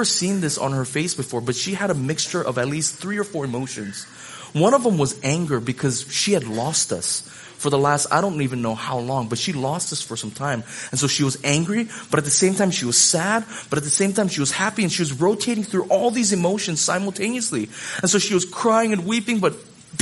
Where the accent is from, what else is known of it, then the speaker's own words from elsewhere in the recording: Hawaii, United States; I grew up in Hawaii